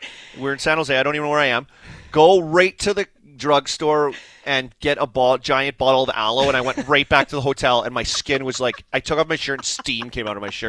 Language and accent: English; Canada; growing up in Canada and going to school, you learn French.